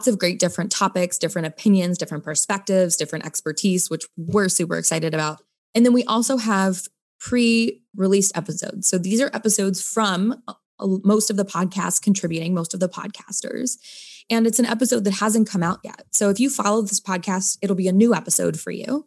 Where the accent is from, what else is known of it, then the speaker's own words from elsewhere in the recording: United States; also born or lived in New Zealand; as an American